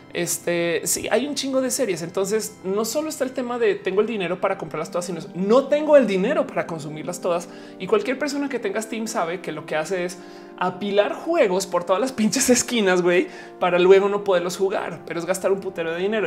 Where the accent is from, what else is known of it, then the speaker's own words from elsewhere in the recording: Mexico; also born or lived in Santa Fe, Mexico City; como mexicanos